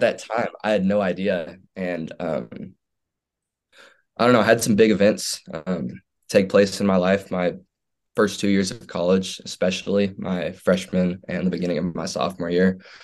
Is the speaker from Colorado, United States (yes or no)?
no; Houston, Texas, United States; I grew up in Houston, Texas